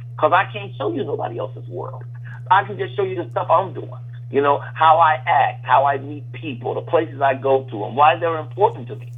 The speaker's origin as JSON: {"language": "English", "town": "Chicago", "region": "Illinois", "country": "United States", "tie": "born or raised there", "said": "my hometown of Chicago."}